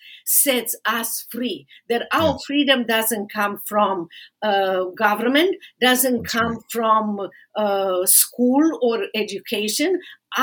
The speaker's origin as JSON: {"language": "English", "country": "Romania", "second_language": "English", "moved": "as an adult", "lives_now": "Dallas, United States", "said": "my own experience in socialist communist Romania here in America, started with empty hands when I came to America, empty-handed"}